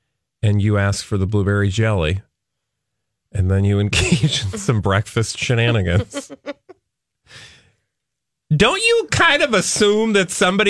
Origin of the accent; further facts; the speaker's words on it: Connecticut, United States; I'm from Connecticut.